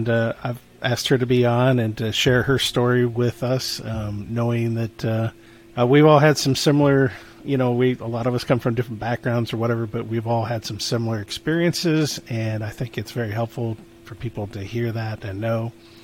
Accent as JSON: {"language": "English", "region": "Michigan", "country": "United States", "lives_now": "Missouri, United States", "said": "Yeah, I'm not a Missouri native either, so I came from Michigan."}